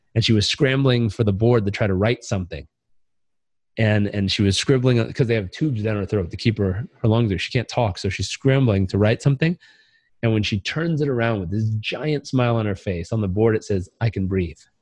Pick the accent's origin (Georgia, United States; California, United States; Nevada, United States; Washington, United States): California, United States; Southern; I grew up in Southern California, where we think meditation and vegetable juice heals everything.